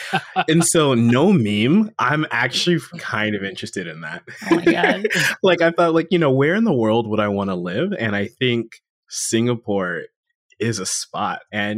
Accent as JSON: {"language": "English", "region": "Florida", "country": "United States", "tie": "born there", "said": "I was born in South Florida, so I am your friendly local Florida man. You know, I no longer reside there"}